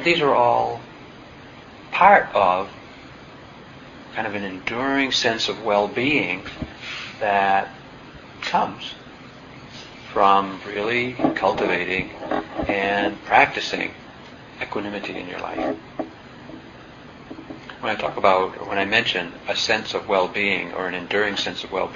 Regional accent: New England, United States; I'm from New England, and you know, we are self-reliant to a fault

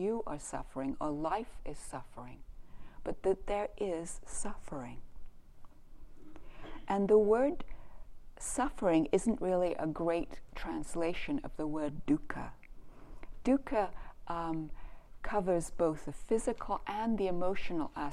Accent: Canada; I'm from Canada

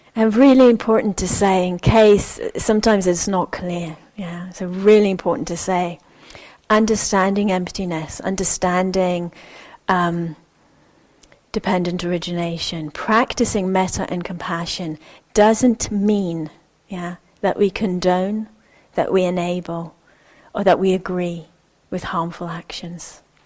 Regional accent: Israel; moved away; I'm originally from Israel. My family is uh, Jewish Israeli

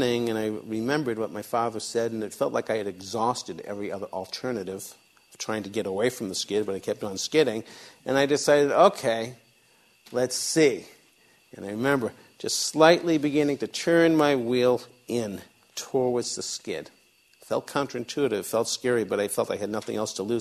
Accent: outside of the Boston area, Massachusetts, United States; I grew up outside of the Boston area.

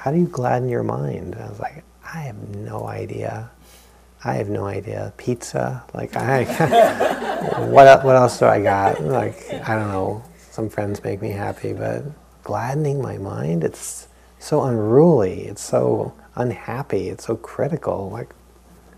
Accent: New England, United States; growing up in New England

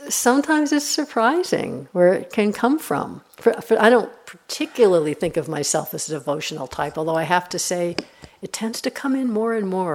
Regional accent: New York, United States; I'm from New York

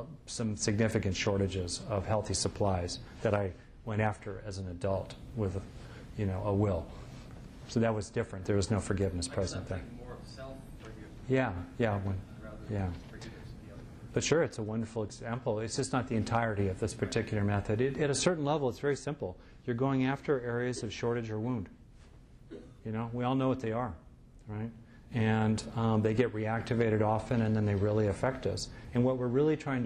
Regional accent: United States; I'm an American

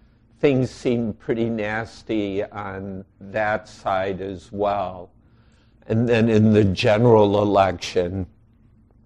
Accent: outside Chicago, Illinois, United States; now in Wisconsin, United States; I grew up outside Chicago

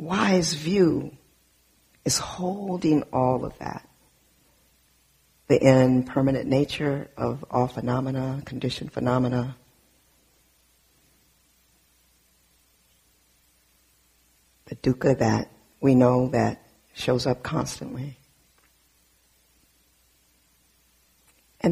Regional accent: Southern California, United States; I grew up in Southern California in an all black and brown neighborhood, primarily Mexican and black neighborhood in Southern California, till the age of 12.

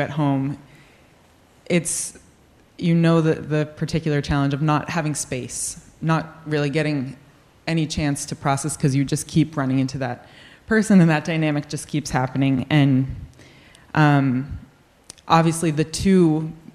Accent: New England, United States; I grew up in New England

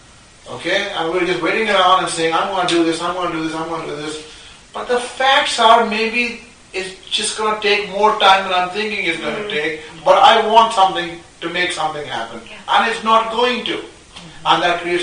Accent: Pakistan; moved away as an adult; now in United States; I grew up in Pakistan until I was, 19, I came here when I was 19

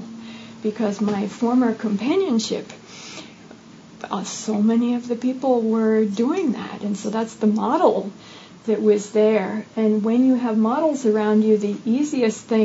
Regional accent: United States; growing up in the United States as a young female

